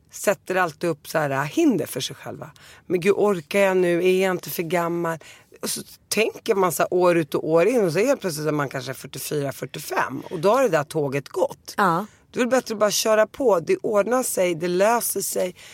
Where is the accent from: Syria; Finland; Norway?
Syria; Damascus, Damascus Governorate; born there; Men jag är ju född i Damaskus och jag åkte dit varje sommar så jag känner mig mer syrisk